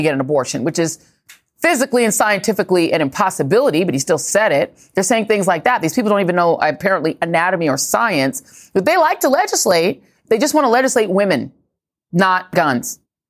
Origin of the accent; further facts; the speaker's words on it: Midwest, United States; accent: Midwest; So, you know, I'm going to use my Midwest accent and say Missouri.